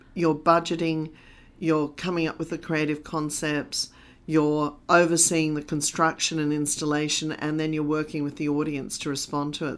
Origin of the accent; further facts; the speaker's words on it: London, United Kingdom; also born or lived in Australia; now in Sydney, Australia; I was born in Australia, I also grew up in London